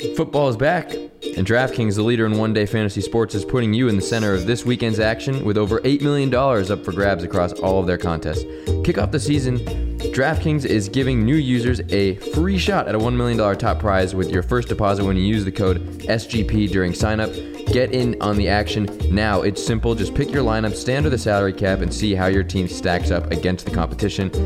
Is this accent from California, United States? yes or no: yes; Orange County, California, United States; I'm born and raised in Orange County, California